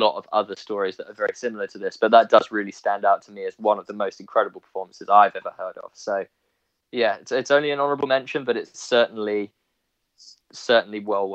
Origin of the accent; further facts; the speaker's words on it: Ipswich, East of England, United Kingdom; we're from Ipswich.